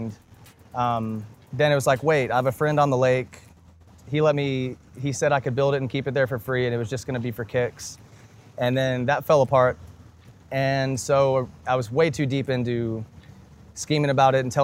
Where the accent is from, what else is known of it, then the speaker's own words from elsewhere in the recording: Dripping Springs, Texas, United States; also born or lived in Austin, Texas / Houston, Texas; I grew up in Durbin Springs, and I went to UT Austin